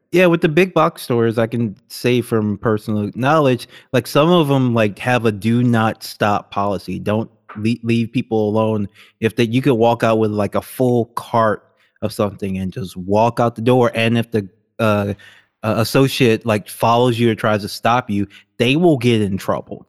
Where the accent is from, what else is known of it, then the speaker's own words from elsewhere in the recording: Baton Rouge, Louisiana, United States; moved away; Howard Stern was never on the radio where I lived, like, ever. He never got syndicated in, uh, Baton Rouge, Louisiana